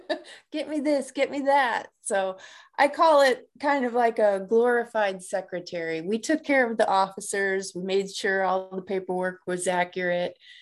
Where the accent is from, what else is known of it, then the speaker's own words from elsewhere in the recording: Markham, Illinois, United States; moved away as an adult; I grew up on the south side of Chicago in a little town called Markham